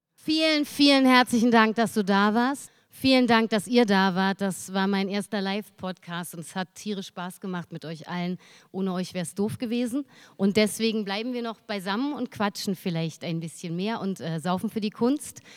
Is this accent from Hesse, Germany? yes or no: no; Berlin, Germany; als Berlinerin